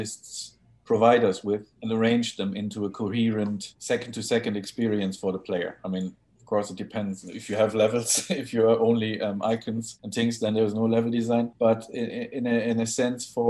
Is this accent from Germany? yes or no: yes; Hamburg, Germany; also born or lived in Wales; I'm from Hamburg originally